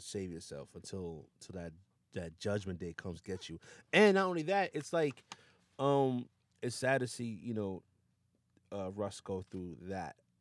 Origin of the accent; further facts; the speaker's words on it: New Rochelle, New York, United States; also born or lived in Yonkers / Westchester; born and raised in New Rochelle